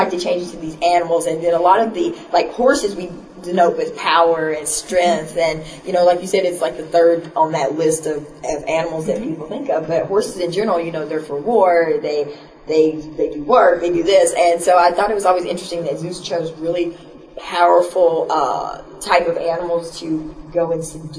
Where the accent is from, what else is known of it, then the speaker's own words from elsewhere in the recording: Virginia, United States; because I'm from Virginia, in a little bitty small town